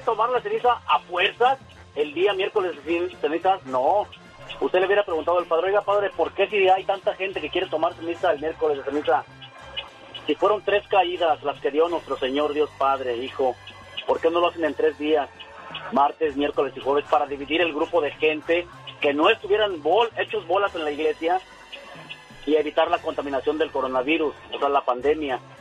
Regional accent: Mexico; soy mexicano

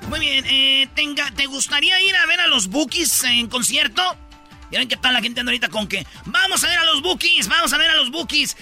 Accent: Jiquilpan, Michoacán, Mexico; La de Michoacán, que es de mi pueblo, de Jiquilpan

